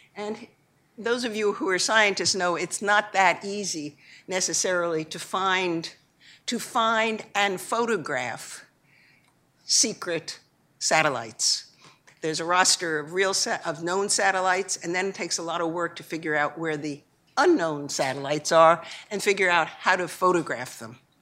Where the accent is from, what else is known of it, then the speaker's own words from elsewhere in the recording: Long Island, New York, United States; I grew up on Long Island